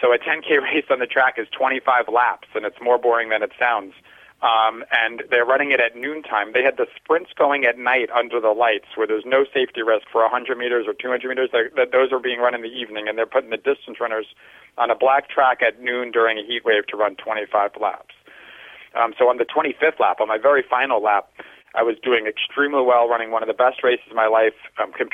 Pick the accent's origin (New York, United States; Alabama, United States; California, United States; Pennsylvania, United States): New York, United States; Long Island; When I was a 16-year-old high school track athlete, I was from Long Island